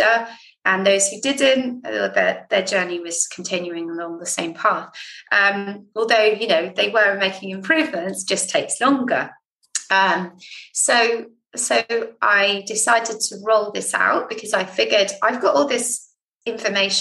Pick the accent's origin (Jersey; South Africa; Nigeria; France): Jersey; moved away; I'm from Jersey